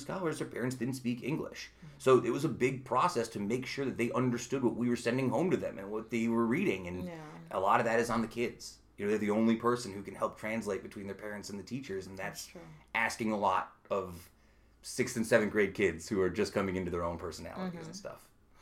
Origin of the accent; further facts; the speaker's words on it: Utica, New York, United States; also born or lived in Brooklyn, New York; when I was growing up in Utica